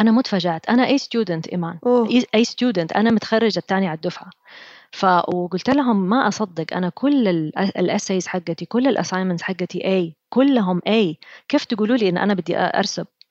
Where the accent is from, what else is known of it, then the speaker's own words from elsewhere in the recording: Saudi Arabia; أنا أول سعودية أروح وورتن